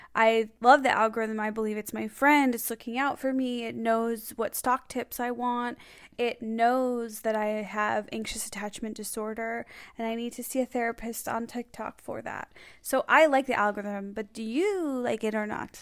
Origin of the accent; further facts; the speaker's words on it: Skokie, Illinois, United States; moved away; Skokie in my hometown